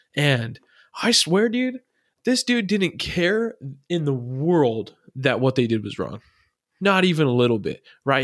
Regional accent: Arizona, United States; I'm from Arizona, so everyone's spring training is here

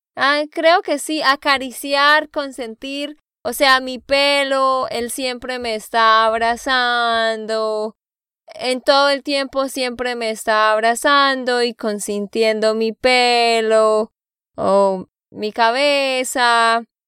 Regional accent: Santander, Colombia; de Santander, Colombia

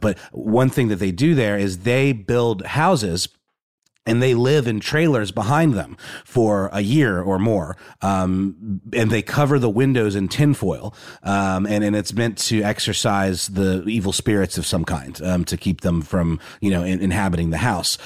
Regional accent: Augusta, Georgia, United States; I grew up in a town called Augusta, Georgia

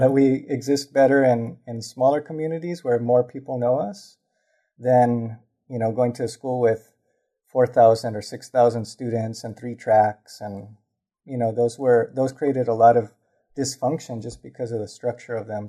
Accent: Los Angeles, California, United States; also born or lived in Lincoln Heights, Los Angeles; I grew up in Highland Park

